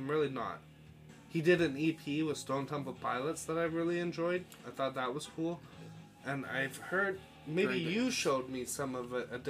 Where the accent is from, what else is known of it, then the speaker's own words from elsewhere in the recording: Ontario, Canada; moved away; I moved back to my hometown in Ontario in late October, early November, something like that, and I was back here by March, right?